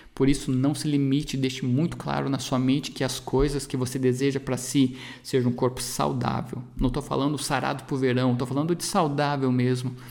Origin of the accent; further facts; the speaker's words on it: Brazil; A nossa população aqui no Brasil